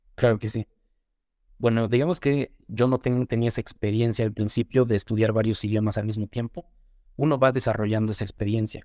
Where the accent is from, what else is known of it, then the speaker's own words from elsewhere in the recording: Mexico; first language Spanish; Yo me crié principalmente aquí en México, entonces nací aquí, evidentemente. Soy mexicano, siempre he vivido aquí